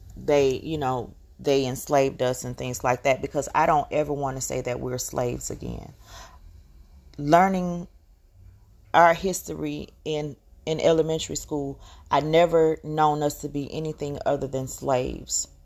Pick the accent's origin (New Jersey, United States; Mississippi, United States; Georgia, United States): Georgia, United States; accent: very heavy accent; I'm from the South. I'm from Georgia, and I speak with a very heavy accent